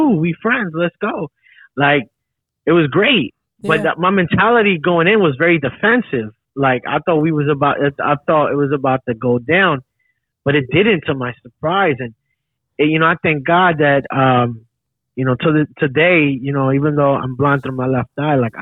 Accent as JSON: {"language": "English", "town": "Philadelphia", "region": "Pennsylvania", "country": "United States", "tie": "born or raised there", "said": "I grew up in North Philly"}